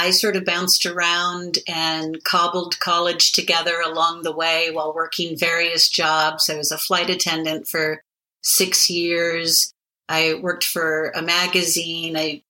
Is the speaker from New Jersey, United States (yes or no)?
no; Hawaii, United States; moved away; I'm from Hawaii, wow. Originally, born and raised.